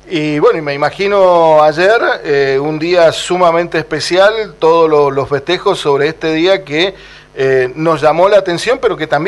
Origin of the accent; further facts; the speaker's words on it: San Juan, Argentina; Yo soy sanjuanino